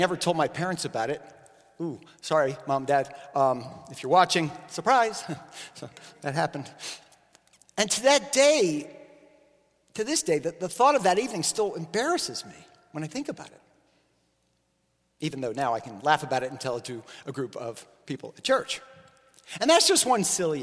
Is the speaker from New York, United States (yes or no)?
no; Miami, Florida, United States; I grew up in Miami